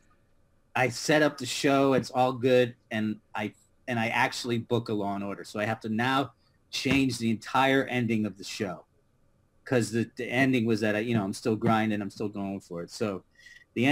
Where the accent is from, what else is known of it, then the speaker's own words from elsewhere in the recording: Connecticut, United States; now in New York City, United States; I grew up in Connecticut, and I'm the youngest of five boys